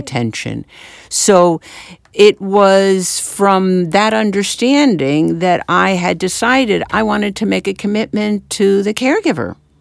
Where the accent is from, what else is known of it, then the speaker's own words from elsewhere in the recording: Westchester and Manhattan, New York, United States; moved away as an adult; now in New Jersey, United States; I grew up in, uh, Westchester and in Manhattan